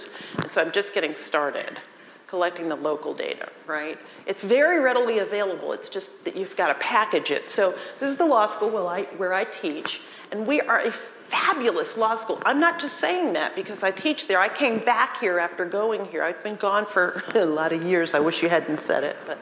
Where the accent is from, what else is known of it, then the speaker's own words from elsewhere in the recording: New York City, New York, United States; moved away; I grew up in New York City